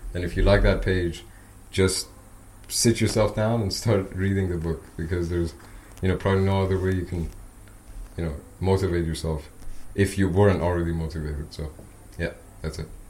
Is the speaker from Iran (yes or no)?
yes; Iran; English is a second language; now in Austria; I'm from Iran